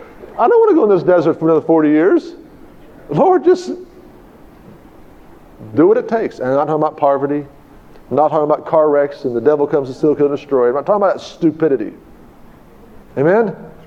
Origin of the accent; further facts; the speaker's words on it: Tulsa, Oklahoma, United States; I came from Tulsa, and I got the cart ahead of the horse.